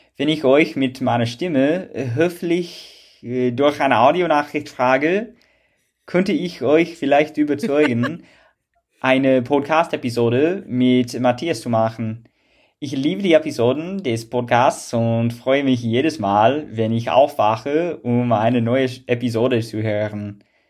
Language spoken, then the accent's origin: German; Salzburg, Austria; accent: Salzburg-Upper Austrian dialect; now in Vienna, Austria; aber ich bin aus Salzburg, das heißt, ich habe einen Salzburg-oberösterreichischen Dialekt